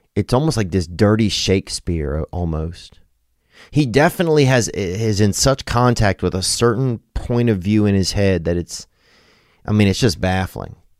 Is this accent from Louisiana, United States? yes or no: yes; Louisiana, United States; now in Los Angeles, United States; I'm from Louisiana, so, bitch, I'm from Louisiana